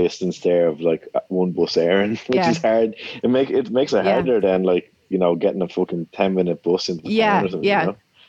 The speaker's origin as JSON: {"language": "English", "town": "Dublin", "region": "Leinster", "country": "Ireland", "tie": "born or raised there", "said": "I grew up in Consilla, which is, it's not that far from meeting Kildare"}